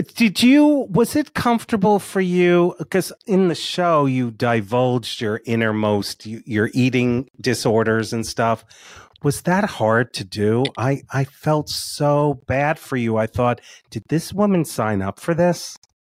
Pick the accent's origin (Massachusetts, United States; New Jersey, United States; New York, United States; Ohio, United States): New Jersey, United States; South Orange; I grew up in South Orange.